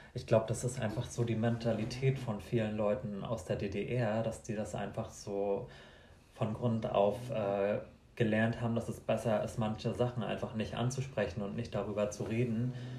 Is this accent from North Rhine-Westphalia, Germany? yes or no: no; Mecklenburg-Vorpommern, Germany; Ich komme aus Kahlo in Mecklenburg-Vorpommern